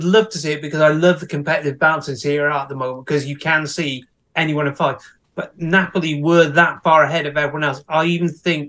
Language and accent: English; Newport, Wales, United Kingdom; my hometown club, Newport